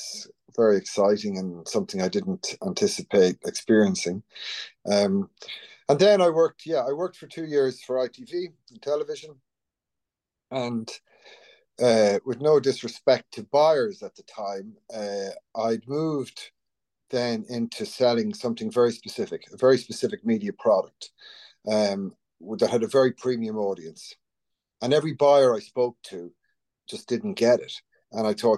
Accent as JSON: {"language": "English", "region": "County Longford", "country": "Ireland", "tie": "born or raised there", "also_born_or_lived": "Northern Ireland / London / Dubai", "moved": "as an adult", "said": "I grew up in County Longford on a farm."}